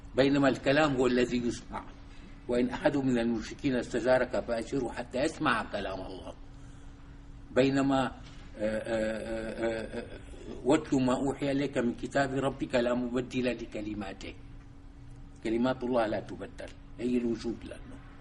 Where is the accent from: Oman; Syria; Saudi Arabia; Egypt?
Syria; Damascus, Damascus Governorate; also born or lived in Soviet Union; من مواليد دمشق عام 1938